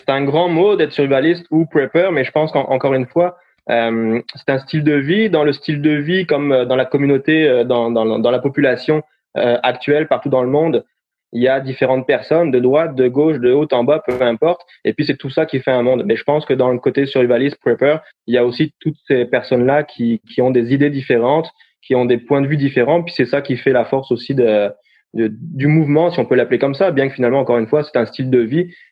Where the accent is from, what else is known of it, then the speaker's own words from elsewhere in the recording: France; moved away as an adult; now in Canada; Non, effectivement, bah, donc … euh, je suis arrivé euh, au Québec en 2011 en tant que paramédic avec un background, on va dire, d'ambulancier en France